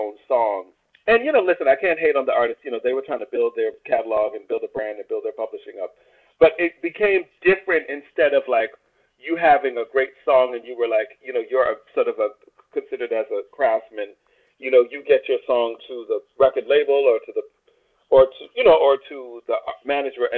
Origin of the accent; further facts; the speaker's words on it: New York, United States; being New Yorker